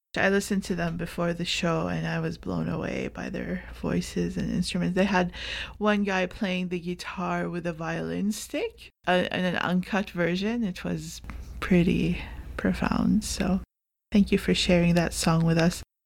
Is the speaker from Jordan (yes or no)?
yes; Jordan; now in Canada